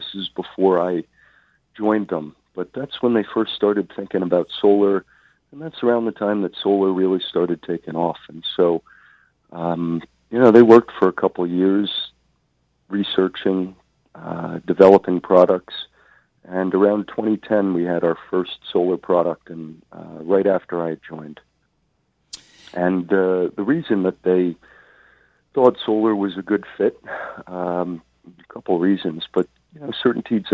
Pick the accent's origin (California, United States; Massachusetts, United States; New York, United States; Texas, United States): New York, United States; moved away as an adult; now in Philadelphia, United States; I grew up in New York, went to school in Philadelphia